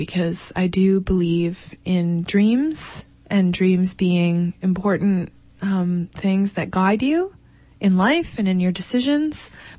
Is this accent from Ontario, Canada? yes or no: yes; Grimsby, Ontario, Canada; also born or lived in Toronto; I'm originally from Ontario, Canada. I grew up in a town called Grimsby, but spent most of my adult human life, as opposed to adult cat life, in Toronto.